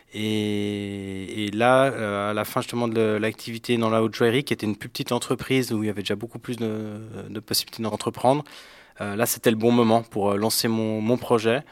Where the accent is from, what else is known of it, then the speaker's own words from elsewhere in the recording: Geneva, Switzerland; Je suis euh, genevois